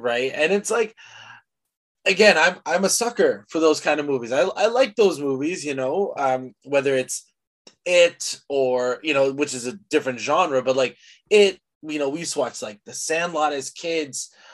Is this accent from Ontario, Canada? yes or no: yes; Mississauga, Ontario, Canada; we grew up in Mississauga